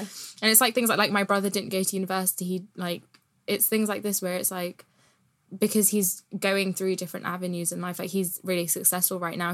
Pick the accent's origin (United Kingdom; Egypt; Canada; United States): United Kingdom; being a British Asian